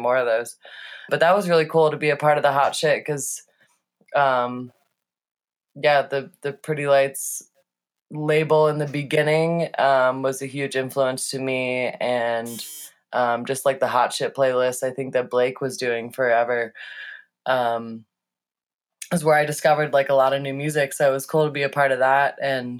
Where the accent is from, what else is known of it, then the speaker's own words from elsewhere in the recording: St. Louis, Missouri, United States; moved away as an adult; also born or lived in Boulder, Colorado; I moved from St. Louis to Boulder in 2008 when I graduated high school to go to CU Boulder